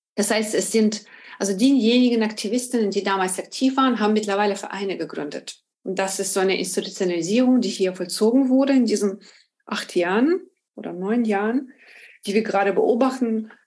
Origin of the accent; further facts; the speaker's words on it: Ukraine; moved away as an adult; now in Berlin, Germany; Ich komme ursprünglich aus der Ukraine, lebe in Berlin seit 2005